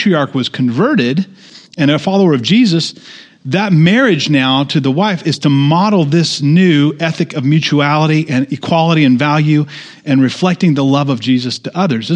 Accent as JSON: {"language": "English", "country": "United States", "said": "in the good old USA as American Christians"}